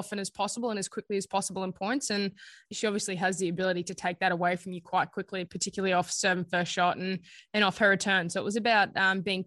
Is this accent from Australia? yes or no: yes; Australia; as an Aussie, I feel like a lot of us are early risers, particularly in Brisbane